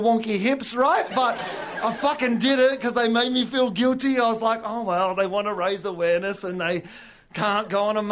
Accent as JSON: {"language": "English", "country": "Australia", "said": "I'm from Australia"}